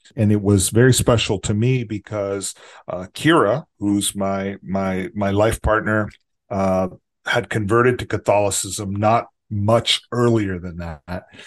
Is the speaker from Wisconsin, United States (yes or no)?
no; Texas, United States; also born or lived in Los Angeles; it's my adopted hometown 'cause I'm from here, from Texas